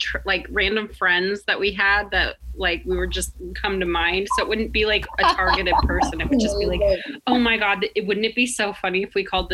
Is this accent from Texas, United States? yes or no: no; Colorado, United States; now in Los Angeles, United States; I grew up in Colorado in the 90s, small town